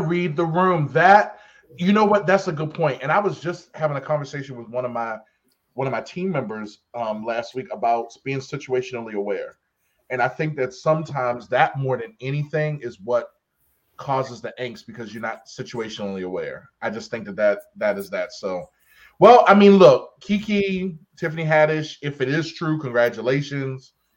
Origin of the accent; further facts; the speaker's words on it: Baltimore, Maryland, United States; I'm a county boy, I'm still from Baltimore